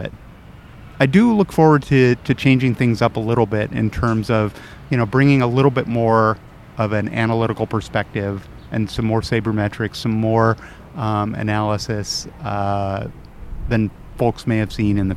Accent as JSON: {"language": "English", "town": "Sacramento", "region": "California", "country": "United States", "tie": "born or raised there", "moved": "yes", "said": "I grew up in Northern California"}